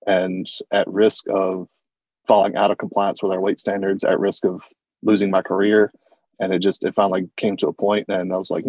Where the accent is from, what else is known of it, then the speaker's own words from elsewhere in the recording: the South, United States; I grew up in the South